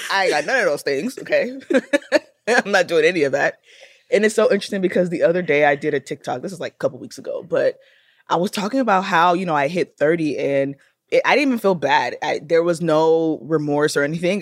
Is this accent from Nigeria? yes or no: yes; Nigeria; I am Nigerian